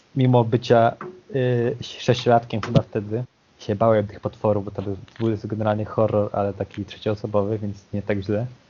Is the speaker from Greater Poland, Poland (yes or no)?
yes; Poznań, Greater Poland, Poland; Pochodzę z Poznania